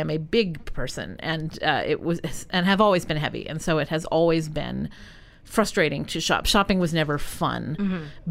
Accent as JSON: {"language": "English", "region": "New England", "country": "United States", "said": "we're from New England people."}